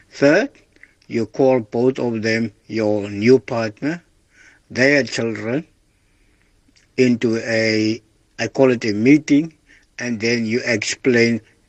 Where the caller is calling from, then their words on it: Cape Town, Western Cape, South Africa; I'm from Outback Cape Town.